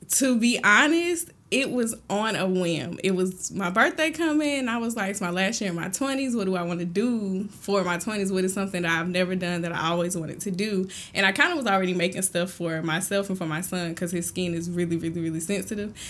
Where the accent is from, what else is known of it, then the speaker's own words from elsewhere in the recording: Thomson, Georgia, United States; also born or lived in Fort Riley, Kansas; we moved to Thompson, Georgia when I was really small, so I grew up in Thompson